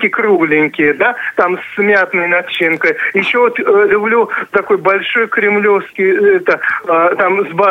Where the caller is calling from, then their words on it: Moscow Oblast, Russia; Я из Подмосковья.